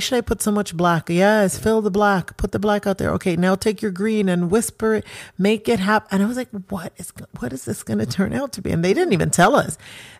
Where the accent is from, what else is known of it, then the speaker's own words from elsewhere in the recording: Jamaica; And I'm Jamaican. I'm not supposed to be.